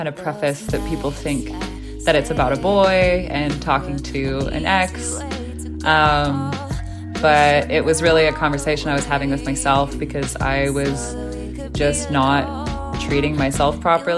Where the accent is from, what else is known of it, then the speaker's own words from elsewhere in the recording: Vancouver, British Columbia, Canada; now in Montreal, Canada; growing up in Vancouver, the Francophone community is pretty small